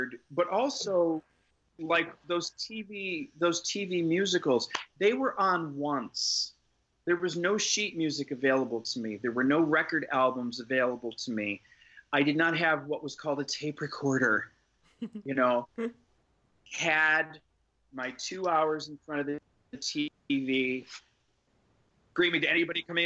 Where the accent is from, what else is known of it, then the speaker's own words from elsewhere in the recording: Syracuse, New York, United States; moved away; growing up in Syracuse, New York. I grew up in a rural, moderately rural area